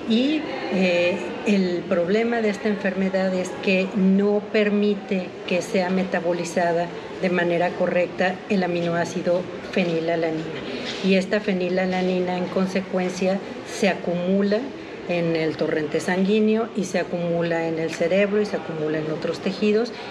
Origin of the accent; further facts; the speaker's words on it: Mexico City, Mexico; soy de la Ciudad de México